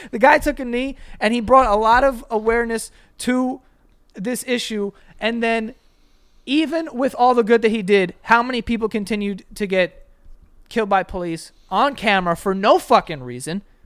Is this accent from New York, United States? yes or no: yes; New York City, New York, United States; I grew up in Queens